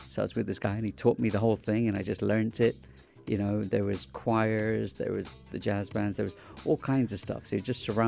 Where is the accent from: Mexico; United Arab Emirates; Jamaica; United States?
United Arab Emirates; Dubai; also born or lived in England; being Indian in Dubai early days, going to a boarding school in England, you know, there wasn't many Indians there at the time, in these schools